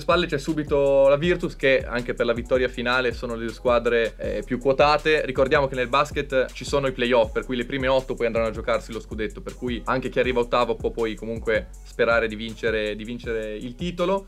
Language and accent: Italian; Bologna, Emilia-Romagna, Italy; Io sono di Bologna